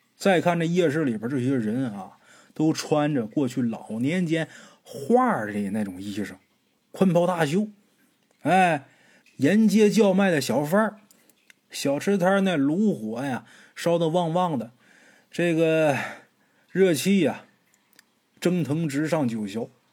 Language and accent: Chinese; Northeast China, China; 老家，东北这边也这么叫